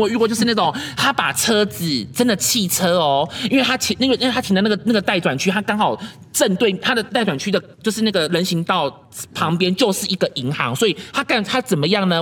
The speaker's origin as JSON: {"language": "Chinese", "town": "Kaohsiung", "country": "Taiwan", "said": "我们高雄人"}